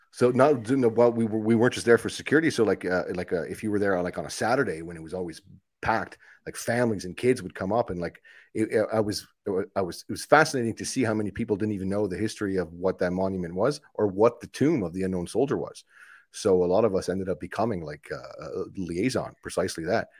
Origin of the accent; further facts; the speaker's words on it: Ottawa, Ontario, Canada; I grew up in Ottawa